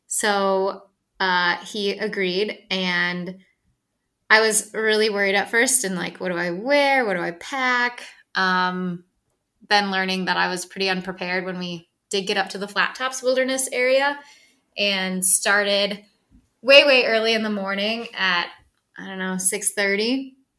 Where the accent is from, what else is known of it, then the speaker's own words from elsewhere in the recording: Ann Arbor, Michigan, United States; moved away as an adult; also born or lived in Dexter, Michigan; now in Colorado, United States; I'm from Ann Arbor, but I went to school in Dexter